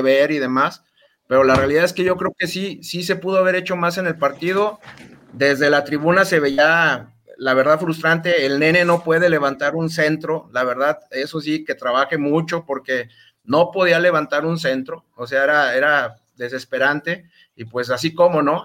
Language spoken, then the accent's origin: Spanish; Aguascalientes, Mexico; yo soy de Aguascalientes